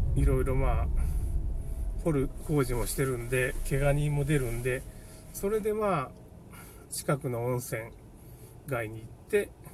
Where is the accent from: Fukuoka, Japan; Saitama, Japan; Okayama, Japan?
Okayama, Japan; 僕の地元では、まあ、大家族の湯って岡山県ね。岡山市というか、大家族の湯みたいな、そういうスーパー銭湯がありまして